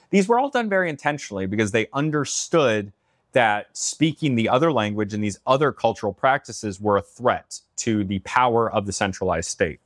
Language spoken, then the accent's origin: English; United States; as a kid, you grow up learning in American schools